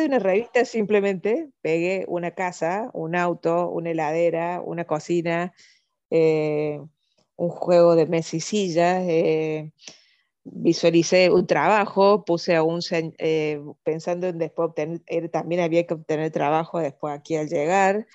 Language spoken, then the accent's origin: Spanish; Córdoba, Argentina; also born or lived in Venezuela; donde yo vivo, donde yo nací, donde yo estoy